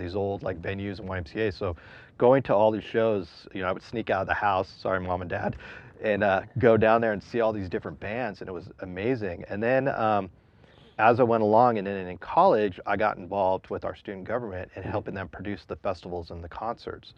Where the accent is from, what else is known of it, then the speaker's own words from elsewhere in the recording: San Diego, California, United States; I grew up down in San Diego.